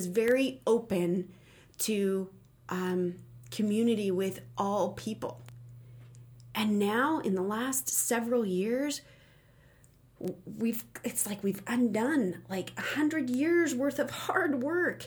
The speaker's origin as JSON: {"language": "English", "town": "Phoenix", "region": "Arizona", "country": "United States", "tie": "born or raised there", "said": "I grew up in Phoenix"}